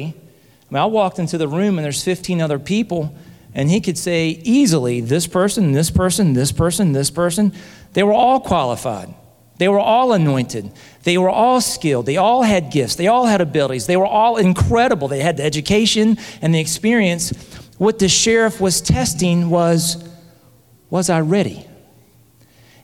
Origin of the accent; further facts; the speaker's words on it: Hamilton, Alabama, United States; My wife, Christy, and Savannah and Casey, my daughters, we are from Hamilton, Alabama